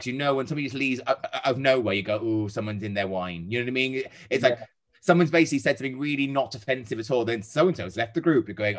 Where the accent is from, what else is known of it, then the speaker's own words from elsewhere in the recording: Wales, United Kingdom; I'm Welsh. But I'm a rare breed of Welsh person that supports England when Wales aren't in the equation.